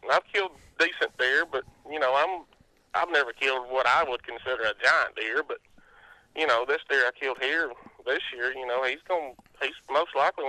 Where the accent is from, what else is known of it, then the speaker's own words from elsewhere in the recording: Northern Etowah County, Alabama, United States; I am from Northern Etowah County.